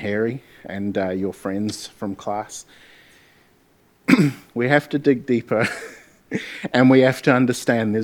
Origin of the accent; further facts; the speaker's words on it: Gisborne, New Zealand; I'm from Gisborne